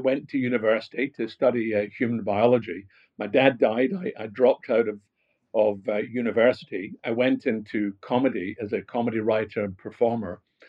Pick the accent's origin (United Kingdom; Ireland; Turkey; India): United Kingdom; Glasgow, Scotland; accent: Scottish; No, not at all. I come from Glasgow. I don't know if I've lost my Scottish accent. I think I have.